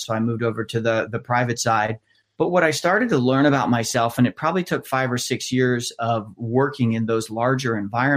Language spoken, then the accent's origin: English; just outside of Columbus, central Ohio, United States; I grew up actually just outside of Columbus, about a half hour north of where I live now, in central Ohio